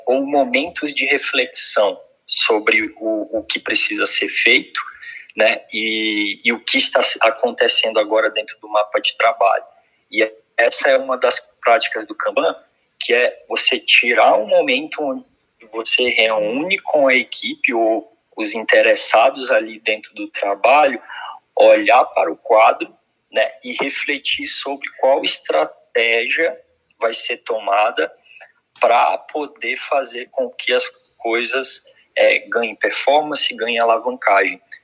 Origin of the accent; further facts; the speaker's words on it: Belém, Pará, Brazil; eu sou eu sou sou do norte, né? Sou do Pará, Belém do Pará